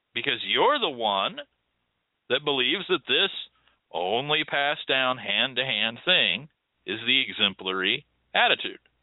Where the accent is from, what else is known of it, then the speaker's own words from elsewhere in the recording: United States; as an American